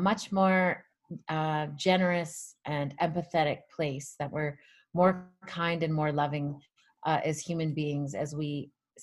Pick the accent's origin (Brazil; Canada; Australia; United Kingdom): Canada; Michel First Nation, Alberta; I'm from Treaty 6 territory. I'm from the Michelle First Nation.